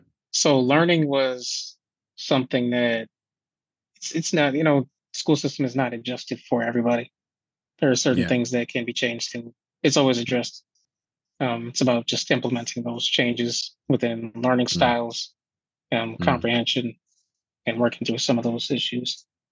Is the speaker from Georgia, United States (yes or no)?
no; Buffalo, New York, United States; Two-parent household. I grew up in the inner city, and I moved into a more suburban area, slightly more suburban area as I aged.